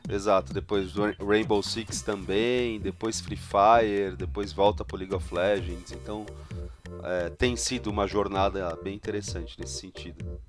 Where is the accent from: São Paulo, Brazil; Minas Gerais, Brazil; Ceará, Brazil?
São Paulo, Brazil; Sou, São Paulo, capital